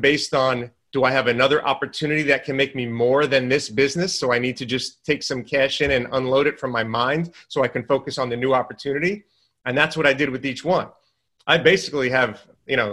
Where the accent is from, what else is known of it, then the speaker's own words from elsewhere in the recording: New York, United States; moved away as an adult; now in Southern United States; I come from New York. Obviously, I talk fast, walk fast, all that stuff. Down in the South, everything's a lot slower